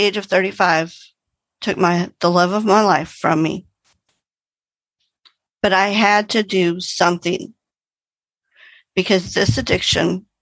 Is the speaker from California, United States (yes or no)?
no; Arlington, Texas, United States; I hail from Arlington, Texas, which is between Dallas and Fort Worth, but my home group is in Dallas.